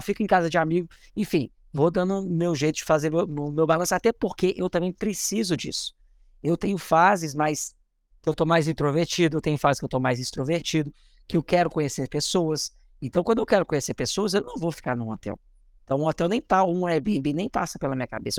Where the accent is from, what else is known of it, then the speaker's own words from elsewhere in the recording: Belo Horizonte, Minas Gerais, Brazil; moved away; also born or lived in Rio de Janeiro / São Paulo / Belém / Salvador; sou de BH